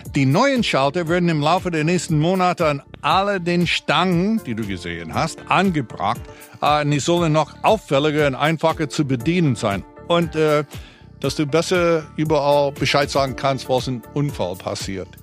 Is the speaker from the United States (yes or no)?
yes; United States; now in Berlin, Germany